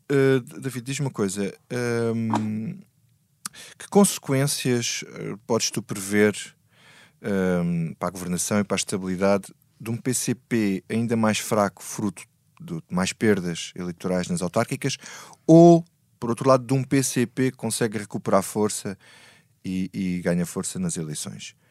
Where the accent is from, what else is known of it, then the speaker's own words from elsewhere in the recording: Grândola, Alentejo, Portugal; eu, na minha terra, eu sou de Grândola